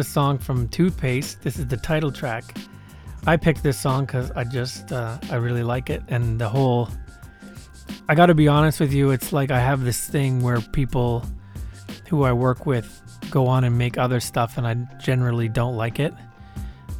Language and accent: English; Winnipeg, Manitoba, Canada; now in Vancouver, Canada; I'm from Winnipeg and it's still my home in my heart